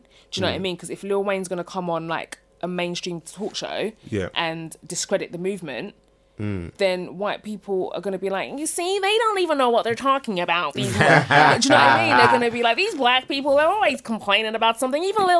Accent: Essex, East of England, United Kingdom; I'm from Essex

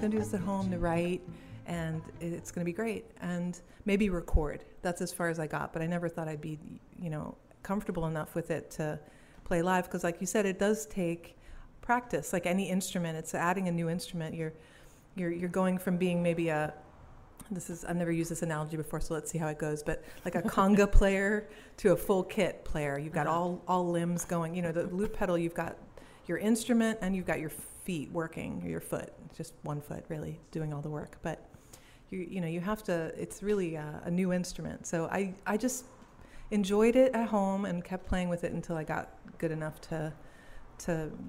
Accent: Wallonia, Belgium; born there; also born or lived in Singapore; I'm born in Wallonia, which is the French part of Belgium. It's a southern, eastern part. It touches the German border and the French border.

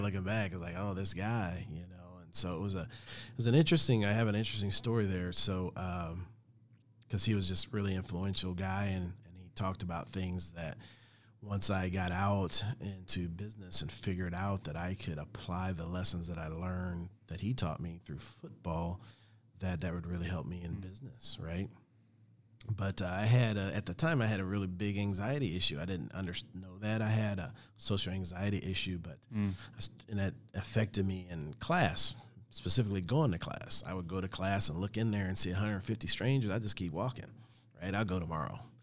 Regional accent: Olathe, Kansas, United States; I grew up in Olathe, Kansas, just a small town

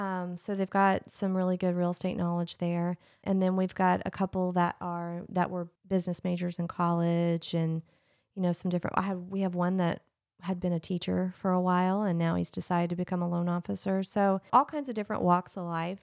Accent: Lexington, Kentucky, United States; I was born in Lexington, um, I was born at UK Hospital

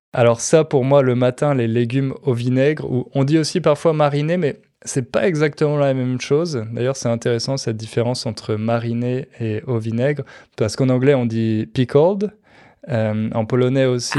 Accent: France; chez nous, en France

